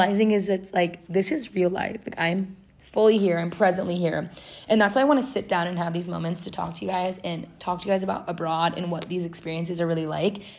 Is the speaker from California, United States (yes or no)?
yes; Southern California, United States; moved away as an adult; now in London, United Kingdom; I'm from Southern California and I live in like more inland in SoCal, and it's very deserty